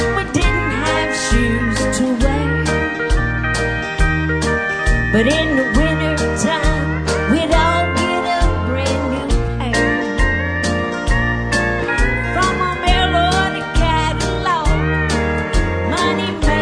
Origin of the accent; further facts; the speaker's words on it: Louisiana, United States; moved away as an adult; also born or lived in Branson, Missouri; now in Texas, United States; I grew up in Louisiana. I was born and raised